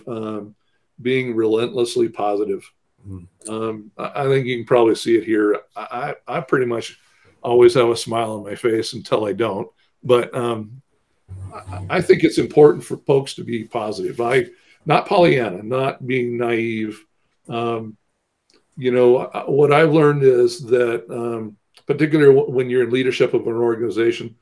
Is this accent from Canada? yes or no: no; small town about 50 miles from Corvallis, Oregon, United States; I was born in Corvallis, but was raised away in a small town about 50 miles away from there.